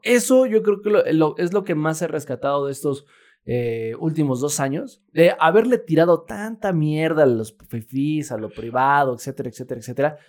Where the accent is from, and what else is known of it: Mexico